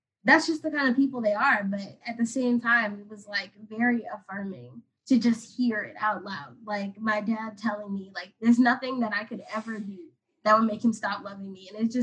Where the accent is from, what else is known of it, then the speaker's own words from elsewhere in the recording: Atlanta, Georgia, United States; moved away as an adult; now in Washington, D.C., United States; I'm from Atlanta